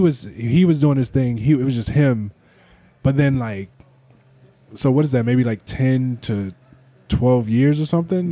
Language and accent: English; East Cleveland, Ohio, United States; I grew up in East Cleveland